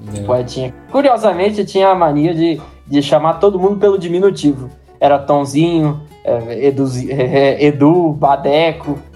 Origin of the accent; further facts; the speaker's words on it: Brasília, Federal District, Brazil; sou brasiliense